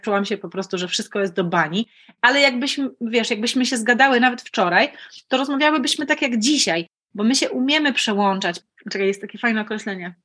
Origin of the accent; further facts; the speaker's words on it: Opole, Opole Voivodeship, Poland; moved away as an adult; also born or lived in Lublin / Olsztyn; jestem Opolanką